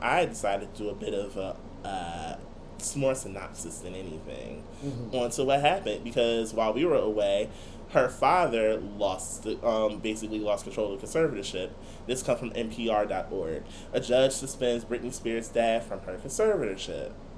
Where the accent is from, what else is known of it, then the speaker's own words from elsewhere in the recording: Irvington, New Jersey, United States; also born or lived in Newark (North); my home, of course, is North, but a portion of me claiming North is claiming Irvington at the same time.